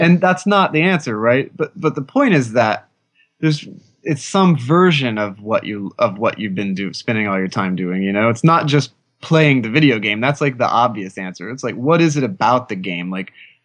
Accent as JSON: {"language": "English", "region": "Oklahoma", "country": "United States", "tie": "born or raised there", "said": "I grew up in Oklahoma"}